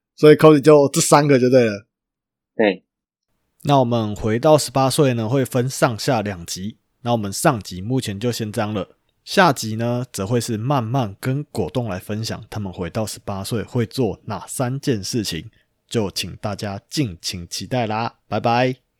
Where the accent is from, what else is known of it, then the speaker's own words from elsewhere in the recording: Chiayi, Taiwan; 我嘉义的